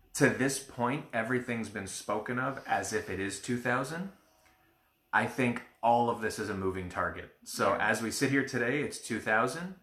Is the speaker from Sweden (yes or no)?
no; Canada; we're Canadian